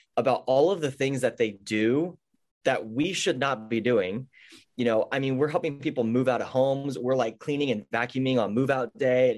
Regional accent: near San Diego, California, United States; also born or lived in Portland, Oregon; now in San Diego, United States; my hometown is really close to San Diego. It's a very agricultural area. My whole family farms

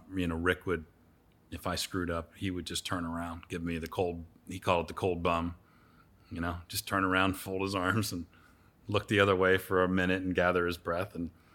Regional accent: Pennsylvania, United States; No, I grew up in Pennsylvania.

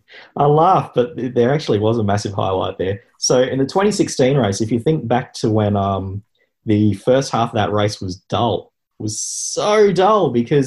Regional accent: Bowen, Queensland, Australia; moved away; I'm from Bowen in North Queensland. When I was growing up, Red Rooster was the only fast food in town.

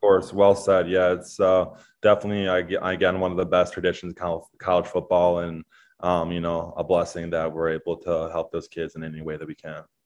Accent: Chicago, Illinois, United States; moved away as an adult; now in Iowa, United States; I'm from Chicago

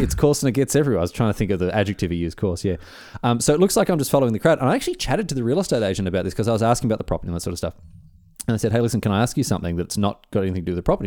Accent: Victoria, Australia; moved away as an adult; also born or lived in Europe; I'm from Victoria down in the south.

